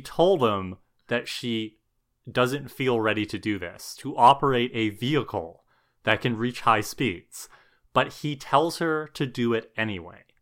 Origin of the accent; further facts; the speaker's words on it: Thunder Bay, Ontario, Canada; where we grew up in Thunder Bay